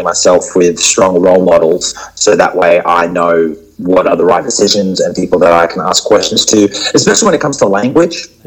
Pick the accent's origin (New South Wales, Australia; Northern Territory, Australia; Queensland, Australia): Queensland, Australia; Brisbane; I was born in Brisbane, and I was raised in a very Western sort of culture.